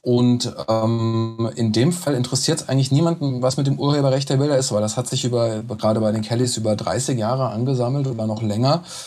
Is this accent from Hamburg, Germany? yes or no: no; Mörfelden-Walldorf, Hesse, Germany; moved away as an adult; now in Frankfurt, Germany; ich komme aus Neufelden-Waldorf